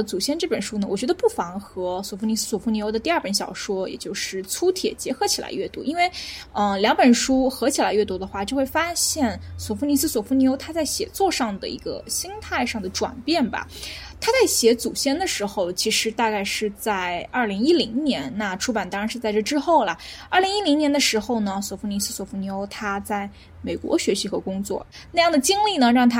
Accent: China; 我们作为中国人啊

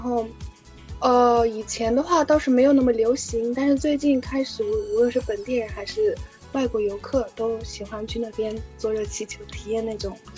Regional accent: Istanbul, Turkey; Chinese is a second language; moved away as an adult; now in Beijing, China; 我来自土耳其的伊斯坦布尔城这个这座城市，然后现在在北京清华大学读英语专业

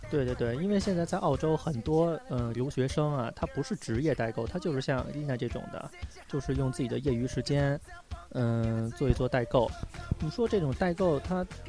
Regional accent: Beijing, China; now in South Australia, Australia; 我是，我是北京人

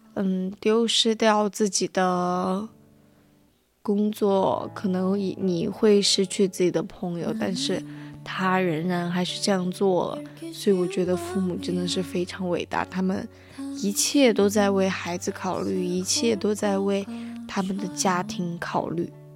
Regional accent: Guizhou, China; moved away; 我小时候在贵州的时候，就属于住在那种厂里面

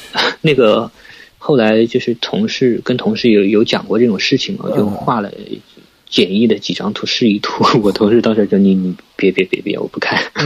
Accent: Suzhou, Jiangsu, China; 我是苏州人，然后呢，家，呃，苏州一般，嗯，大家都知道是水乡嘛，嗯。呃，以前也是那种，也是有大运河的，然后我正好是住在那个经常大运河的边上，那边是一个运盐的码头

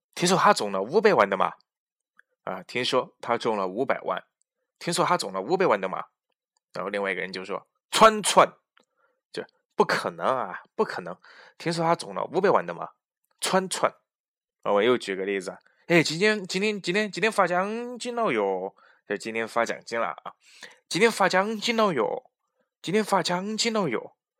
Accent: Chongqing, China; 在我们这个大重庆呢

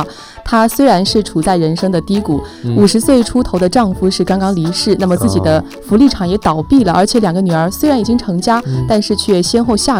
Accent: Lishui, Zhejiang, China; 是我的家乡哦。

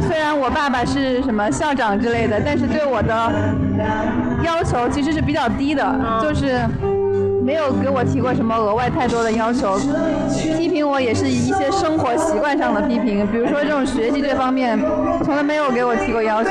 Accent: Zixing, Hunan, China; now in Beijing, China; 湖南很美丽的一座小城市。 叫自新， 有非常美丽的一个水库，叫东江湖

